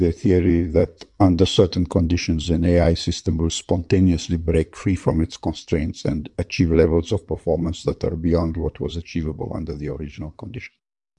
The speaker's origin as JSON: {"language": "English", "country": "Russia", "said": "I'm from Russia and I'm a computer scientist."}